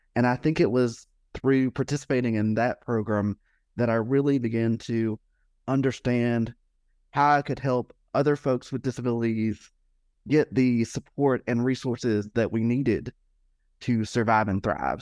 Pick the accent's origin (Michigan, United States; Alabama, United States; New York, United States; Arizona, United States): Alabama, United States; I grew up in Alabama